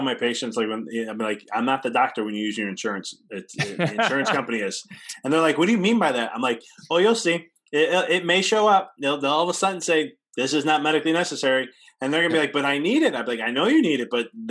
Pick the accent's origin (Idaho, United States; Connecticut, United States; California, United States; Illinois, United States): Illinois, United States; I'm a PT, because I come from Illinois.